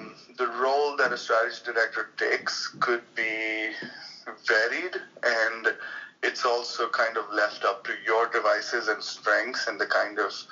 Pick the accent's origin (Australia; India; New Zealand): India; moved away as an adult; now in United States; I'm from India, that's where I was born and I was brought up and lived there for most of my life until I was 28, till I moved to the United States.